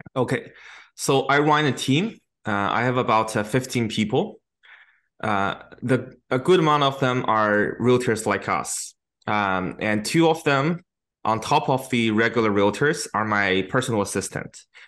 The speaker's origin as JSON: {"language": "English", "country": "China", "tie": "born or raised there", "moved": "yes", "lives_now": "Canada", "said": "my hometown in China"}